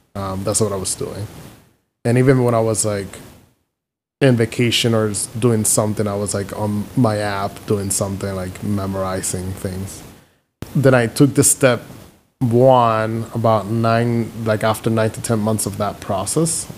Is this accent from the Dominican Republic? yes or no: yes; Dominican Republic; moved away as an adult; also born or lived in Philadelphia, United States / Houston, United States; now in Chicago, United States; I'm from Dominican Republic, born and raised